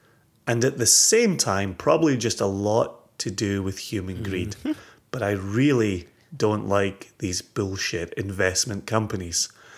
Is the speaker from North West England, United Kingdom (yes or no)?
no; Scotland, United Kingdom; As a Scottish person who is emotionally invested in Scottish single malt whiskies